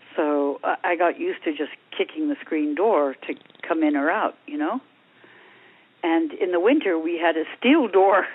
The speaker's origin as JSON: {"language": "English", "area": "Long Island", "region": "New York", "country": "United States", "tie": "born or raised there", "moved": "yes", "lives_now": "Ojai, United States", "said": "in my days growing up on Long Island"}